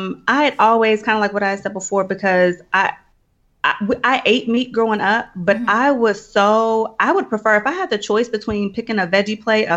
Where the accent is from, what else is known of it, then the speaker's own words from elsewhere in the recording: Indianapolis, Indiana, United States; Indianapolis, Indiana.